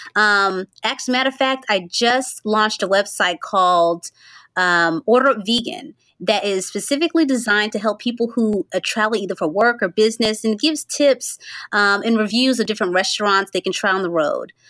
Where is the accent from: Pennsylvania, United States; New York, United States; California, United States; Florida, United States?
Florida, United States; Central; I'm from Central Florida originally, but I live in North Florida